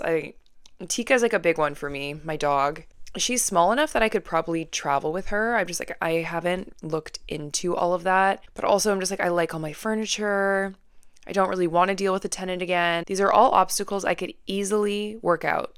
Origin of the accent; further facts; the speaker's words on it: Vancouver, British Columbia, Canada; I'm born and raised in Vancouver